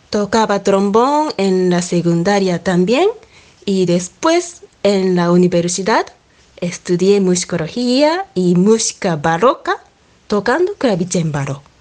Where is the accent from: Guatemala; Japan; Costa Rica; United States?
Japan; Amagasaki, Hyogo; Spanish is a second language; Soy pianista y soy de Japón, de una ciudad que se llama Amagasaki. Está pegado al Osaka.